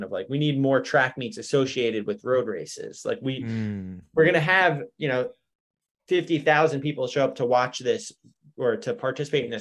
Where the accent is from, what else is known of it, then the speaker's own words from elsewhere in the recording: Long Island, New York, United States; my hometown